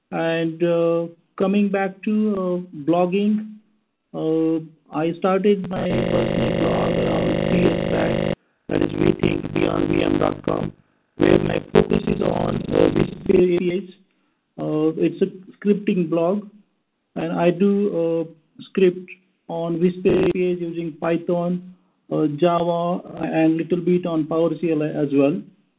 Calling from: India; I am calling in from India, which is exactly opposite time zone compared to PST.

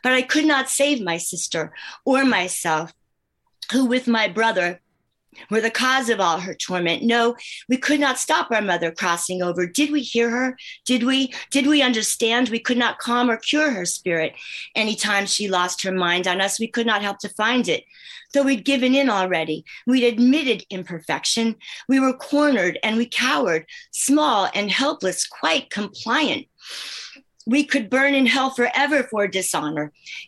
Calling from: Northfield, New Jersey, United States; I'm in Northfield, New Jersey, about 10 minutes from Atlantic City

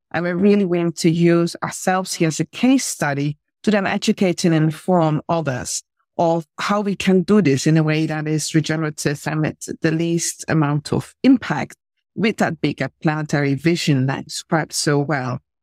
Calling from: Mauritius; I'm calling from the Republic of Mauritius

